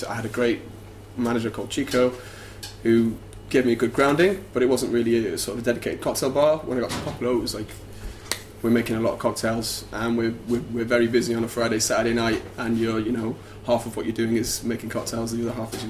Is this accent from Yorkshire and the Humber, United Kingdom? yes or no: yes; Sheffield, Yorkshire and the Humber, United Kingdom; moved away as an adult; also born or lived in Nottingham / London; I'd actually done a year of law in Sheffield, my hometown, before I did this.